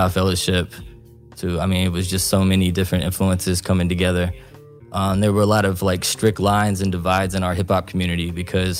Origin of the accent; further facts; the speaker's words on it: Richmond, Kentucky, United States; also born or lived in Beijing, China / Shanghai, China; I'm from Richmond, Kentucky.